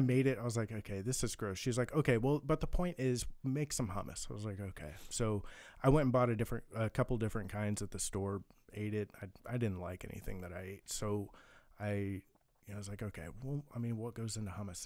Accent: Kansas City, Missouri, United States; moved away as an adult; also born or lived in Blue Valley; now in California, United States; I'm from Kansas City, born and raised

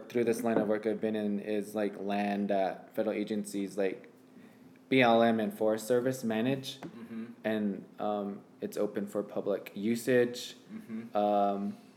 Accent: San Juan County, New Mexico, United States; I'm from New Mexico in San Juan County

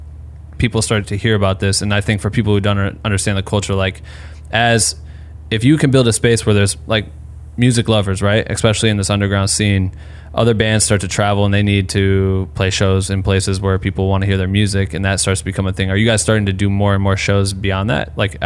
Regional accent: Cedar Falls, Iowa, United States; in Iowa, I'm from Cedar Falls

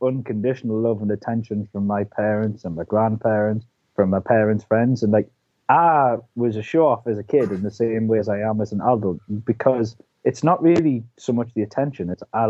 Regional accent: United Kingdom; also born or lived in London; So I was born down in London, actually, and we moved up here when I was three.

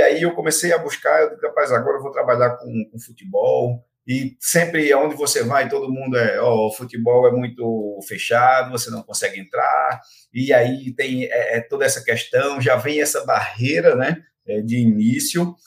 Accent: Belo Jardim, Pernambuco, Brazil; moved away as an adult; now in Goiânia, Brazil; Eu sou de Belo Jardim, interior de Pernambuco

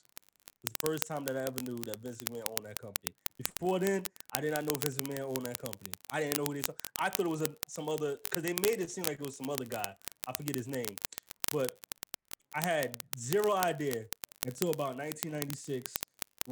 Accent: New York, United States; I'm from New York

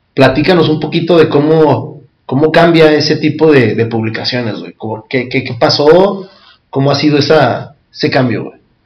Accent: Mexico; como cultura mexicana o prehispánica

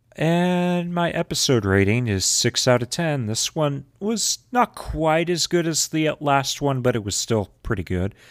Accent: Texas, United States; accent: southern drawl; I'm Texan, I have a southern drawl

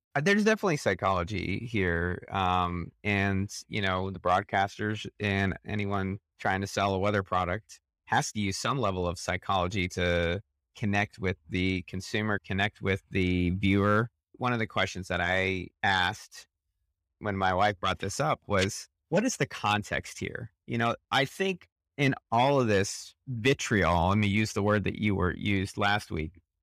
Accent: Midwest, United States; I grew up in the Midwest

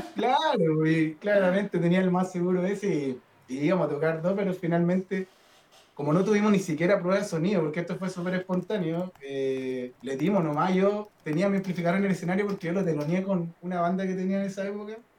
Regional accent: Diego de Almagro, Atacama, Chile; Yo nací en el norte, yo soy de Diego Almagro.

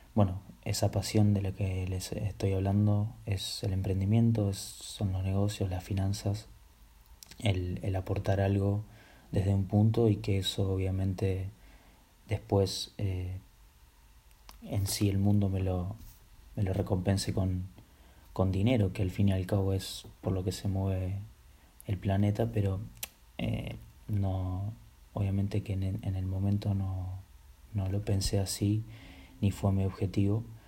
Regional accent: Buenos Aires, Argentina; soy de Argentina, Buenos Aires

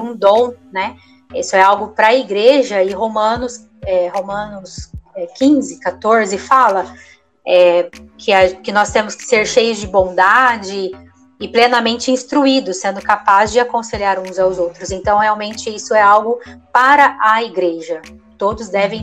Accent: southern Minas Gerais, Brazil; moved away as an adult; now in São Bernardo do Campo, Brazil; Nós somos do sul de Minas Gerais e nós estamos aqui em São Bernardo cerca de 12 anos

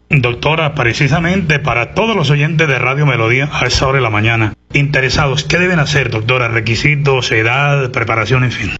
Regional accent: Santander, Colombia; como buenos santandereanos

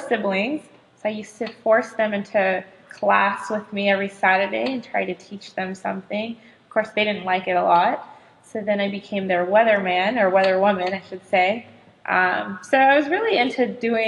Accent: Southern California, United States; moved away as an adult; I'm originally from Southern California

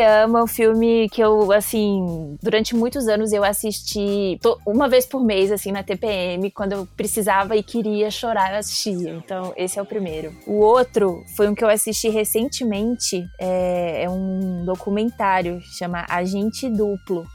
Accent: Belo Horizonte, Minas Gerais, Brazil; moved away; eu nasci em Belo Horizonte, mas minha mãe também, meu pai é de Montes Claros, norte de Minas

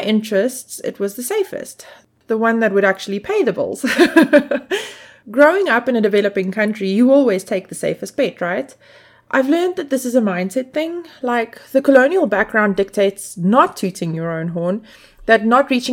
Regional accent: South Africa; I grew up in South Africa in a time when the film industry hadn't yet discovered the place

